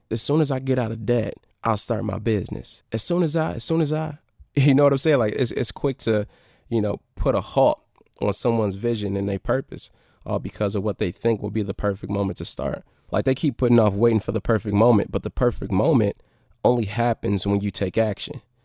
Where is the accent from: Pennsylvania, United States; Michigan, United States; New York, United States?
Michigan, United States; Detroit; I came from Detroit